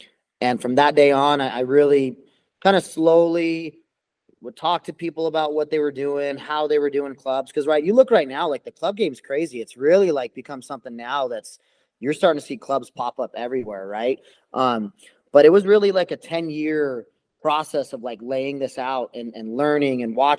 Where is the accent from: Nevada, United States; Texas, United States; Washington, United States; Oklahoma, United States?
Nevada, United States; Las Vegas; Vegas, my hometown, born and raised here. So I have that connection. I have all my family here. And growing up here